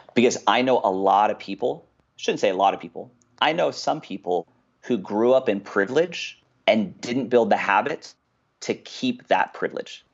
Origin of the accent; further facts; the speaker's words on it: Westminster, California, United States; I grew up in a place called Westminster, California. It's in Orange County